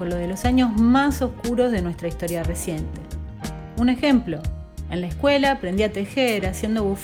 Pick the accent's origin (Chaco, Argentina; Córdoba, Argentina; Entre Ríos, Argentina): Entre Ríos, Argentina; southern; nací y crecí en el sur de Entre Ríos